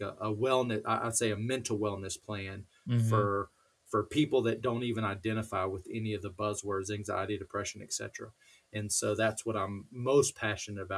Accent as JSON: {"language": "English", "town": "College Station", "region": "Texas", "country": "United States", "tie": "born or raised there", "said": "I grew up down in Texas, a place called College Station where Texas A&M is"}